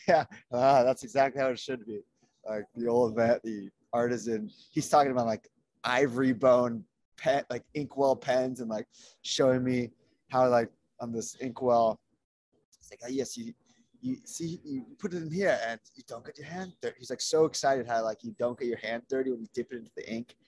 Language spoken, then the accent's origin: English; Los Angeles, California, United States; Los Angeles